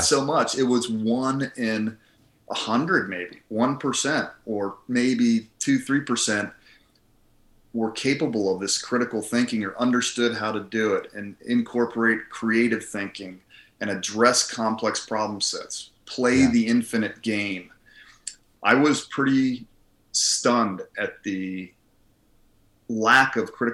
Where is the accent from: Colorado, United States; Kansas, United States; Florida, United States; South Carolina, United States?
Colorado, United States; also born or lived in Philadelphia, Pennsylvania / Harrisburg, Pennsylvania; I grew up mostly in Colorado. Junior high and high school is Colorado